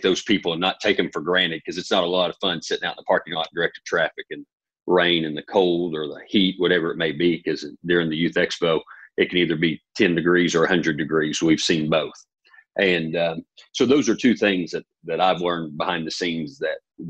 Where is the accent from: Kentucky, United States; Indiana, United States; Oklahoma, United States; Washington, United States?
Oklahoma, United States; I grew up in Oklahoma